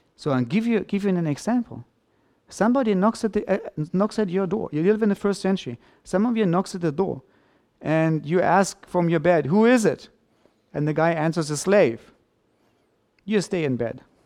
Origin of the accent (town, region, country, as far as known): Germany